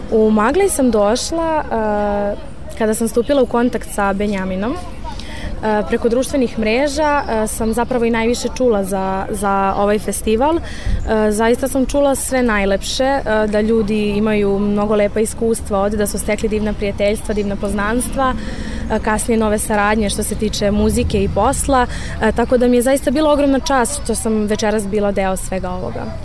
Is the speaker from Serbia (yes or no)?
yes; Belgrade, Serbia; imam 18 godina i dolazim iz Beograda.